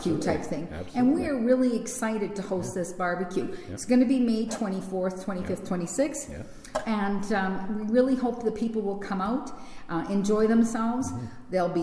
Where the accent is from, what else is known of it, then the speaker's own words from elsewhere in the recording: Torrington, Alberta, Canada; also born or lived in Lacombe, Alberta / Yemen; from Torrington, Alberta